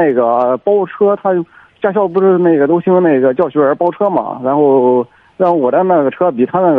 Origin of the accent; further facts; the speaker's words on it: Liaocheng, Shandong, China; 我是聊城的。